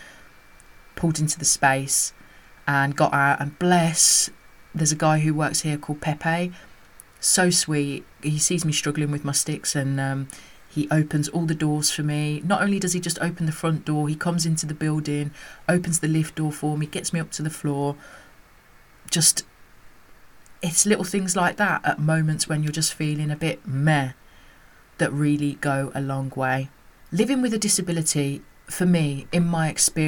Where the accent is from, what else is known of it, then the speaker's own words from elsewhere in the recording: United Kingdom; as a mixed race woman growing up in the United Kingdom